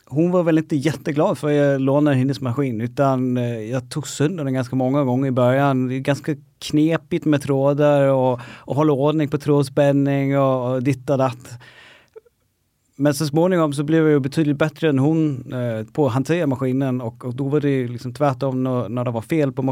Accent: Denmark; Swedish is a second language; now in Stockholm, Sweden; flyttade från Danmark, jobbade med helt andra saker.

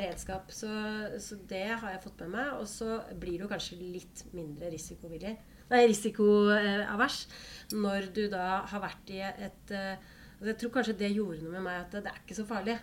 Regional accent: Holmestrand, Vestfold, Norway; also born or lived in Bøler, Oslo; Jeg er fra Holmestrand

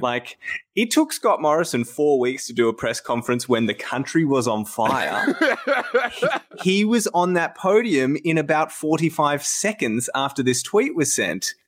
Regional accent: Australia; as an Australian

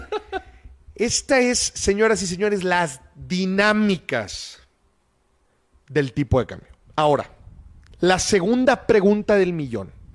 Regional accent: Mexico

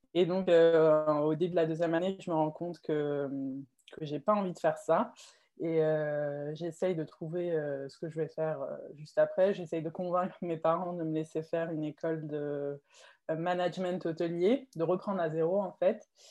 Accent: Mulhouse, Grand Est, France; moved away as an adult; now in Morocco; Moi, je suis née au, au Maroc. J'ai habité ici jusqu'à mes 6 ans. Mhm. Puis ensuite, j'ai déménagé en, en, France avec ma famille et j'ai grandi à Mulhouse en Alsace.

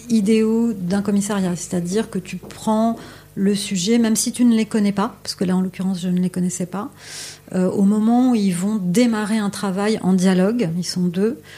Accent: Paris, Île-de-France, France; moi je suis, française, je suis parisienne

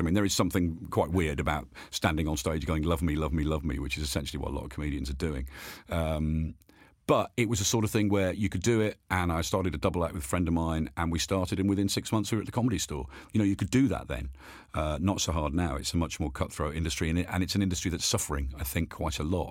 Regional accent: Birmingham, West Midlands, United Kingdom; I was born and brought up in Birmingham

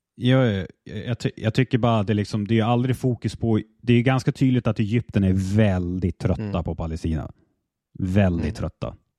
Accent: Sweden; så resonerar jag som svensk också

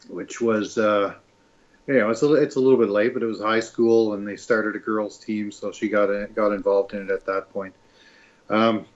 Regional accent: Ottawa, Ontario, Canada; I'm a father from Ottawa, Ontario

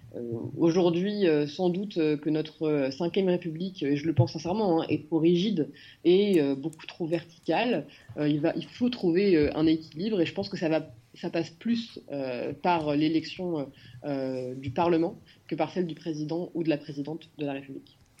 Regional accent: France; je suis particulièrement fière d'être française

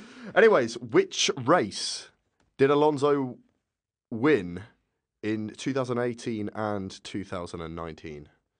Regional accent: Colchester, East of England, United Kingdom; Like my hometown, Colchester, has just become a city.

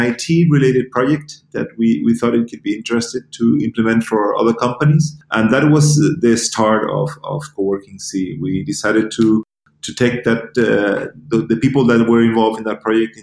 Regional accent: Gran Canaria, Canary Islands, Spain; moved away; also born or lived in United States / Germany; I was born and raised in Gran Canaria

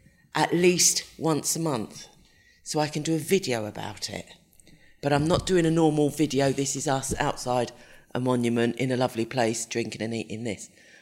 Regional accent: England, United Kingdom; I'm English.

